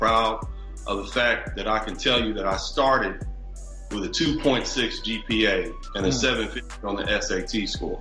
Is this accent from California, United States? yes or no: yes; Los Angeles, California, United States; I was born and raised in Los Angeles, California.